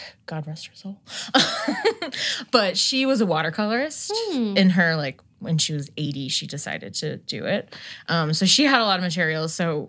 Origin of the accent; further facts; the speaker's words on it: New Jersey, United States; I used to just say I was from New Jersey because I didn't feel like, when like I was in upstate New York, I'd be like, oh, I'm just from New Jersey, the whole state.